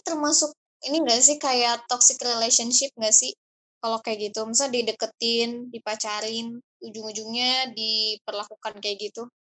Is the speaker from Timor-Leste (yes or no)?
no; Saudi Arabia; moved away; gue kan berasal dari Saudi